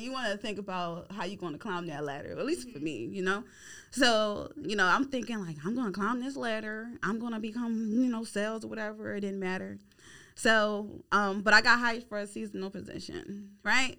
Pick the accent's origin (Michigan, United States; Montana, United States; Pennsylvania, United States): Pennsylvania, United States; Philadelphia; moved away as an adult; now in Houston, United States; I'm originally from Philly